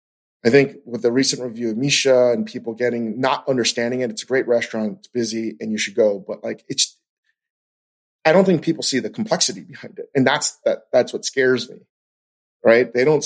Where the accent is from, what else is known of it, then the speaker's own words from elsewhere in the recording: New York City, New York, United States; And I still identify as a New Yorker.